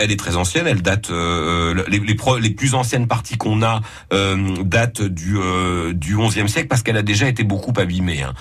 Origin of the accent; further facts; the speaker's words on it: Lorraine, Grand Est, France; on peut être fier d'avoir Verdun chez nous en Lorraine.